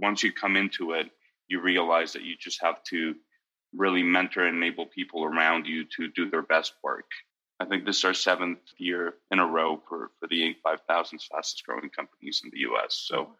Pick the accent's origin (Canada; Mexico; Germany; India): Mexico; also born or lived in United States / Italy; I was brought up mostly in Mexico, pieces of my life in the U.S. and pieces of my life in Italy. My dad's Italian, and so we traveled around, but we were a very united nuclear family.